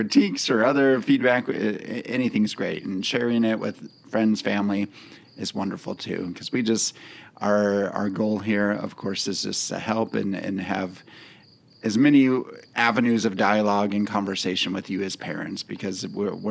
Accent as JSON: {"language": "English", "town": "St. George", "region": "Utah", "country": "United States", "tie": "born or raised there", "said": "I grew up in St. George area. I went to Pineview High School and graduated from there"}